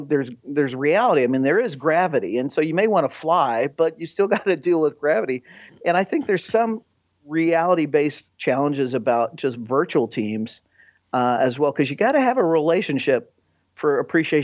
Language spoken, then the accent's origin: English; United States; I grew up outside of Kansas City and, you know, Midwestern